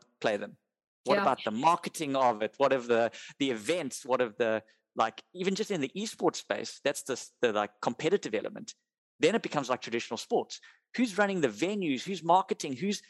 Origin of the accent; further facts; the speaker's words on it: South Africa; we're South African and it's part of our culture